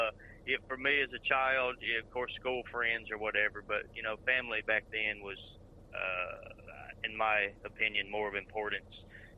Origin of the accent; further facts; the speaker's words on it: Mississippi, United States; I'm from Mississippi